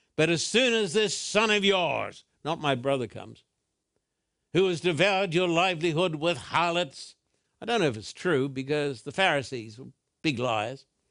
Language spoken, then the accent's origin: English; Brisbane, Queensland, Australia; when I was a boy growing up in Brisbane